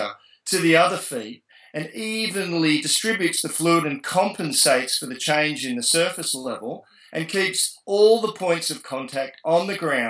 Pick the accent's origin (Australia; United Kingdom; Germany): Australia; moved away as an adult; now in United States; I'm an Australian person that comes from a tourism background, but I've been out here now for 6 years